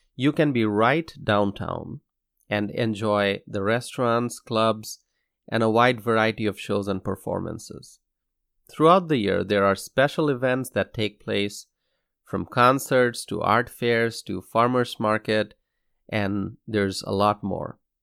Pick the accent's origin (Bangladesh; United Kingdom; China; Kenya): Bangladesh; Dhaka, Dhaka Division; moved away as an adult; now in Madison, United States; I was born and raised in Dhaka, in Bangladesh